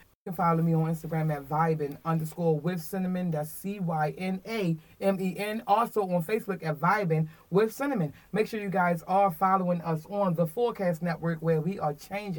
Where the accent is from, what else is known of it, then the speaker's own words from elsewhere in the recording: Baltimore, Maryland, United States; Because, so, I'm originated from Park Heights.